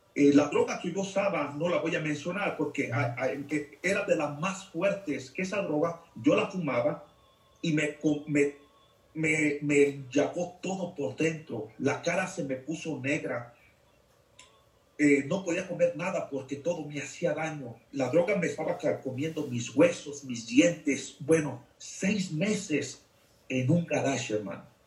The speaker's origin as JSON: {"language": "Spanish", "region": "Jalisco", "country": "Mexico", "moved": "yes", "lives_now": "Lexington, United States", "said": "soy de México, Jalisco, y radico aquí en Estados Unidos, Lexington, Nebraska."}